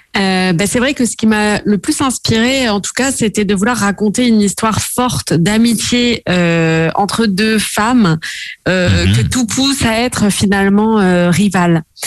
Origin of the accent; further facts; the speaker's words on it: south of France, France; moved away as an adult; now in Paris, France; je suis originaire du sud de la France